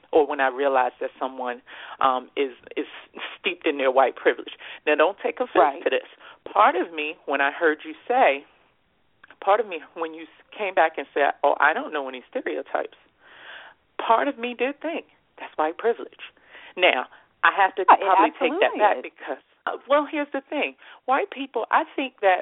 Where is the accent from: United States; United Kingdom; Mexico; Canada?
United States; I'm an American and I'm privileged to be an American.